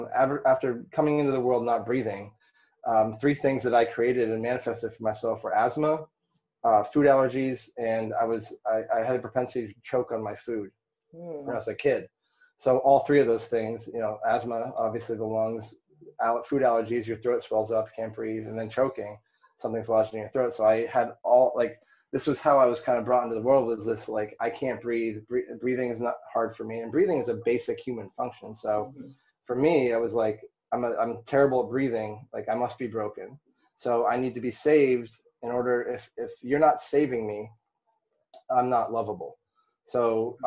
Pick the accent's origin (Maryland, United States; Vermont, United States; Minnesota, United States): Vermont, United States; I grew up in Vermont.